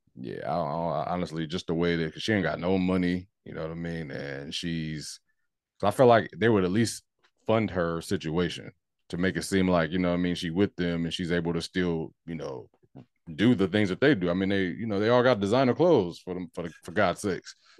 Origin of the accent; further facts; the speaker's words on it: North Carolina, United States; I'm from North Carolina